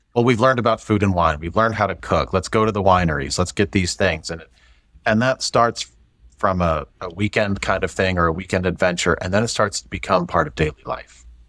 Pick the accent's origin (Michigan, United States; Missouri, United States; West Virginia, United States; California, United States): Missouri, United States; St. Louis; moved away as an adult; also born or lived in Atlanta / Dallas; I grew up in the Midwest, grew up in Saint Louis, you know, still a Cardinal fan.